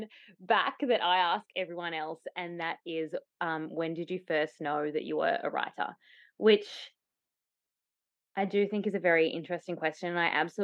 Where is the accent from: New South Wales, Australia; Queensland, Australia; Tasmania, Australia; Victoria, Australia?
Tasmania, Australia; moved away; also born or lived in Byron Bay; I grew up in Tasmania, but I'd moved and lived in Byron Bay for a little bit